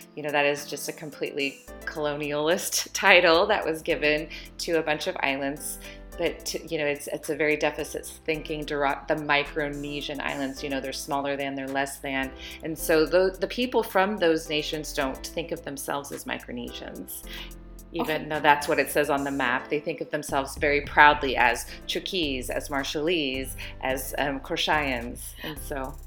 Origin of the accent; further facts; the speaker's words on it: California, United States; moved away as an adult; also born or lived in Africa; now in Hawaii, United States; I'm originally from California, but Hawaii is where I call home now.